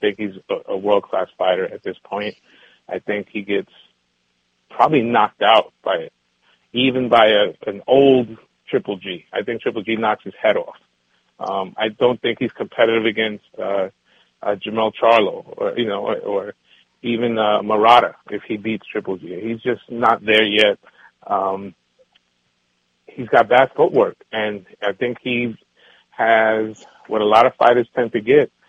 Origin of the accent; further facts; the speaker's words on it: New York City, New York, United States; growing up in New York City, the Bronx, I lived through that era